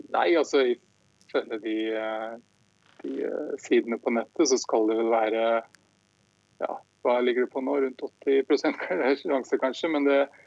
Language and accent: Norwegian; Norway; now in Michigan, United States; hjemme her som nordmann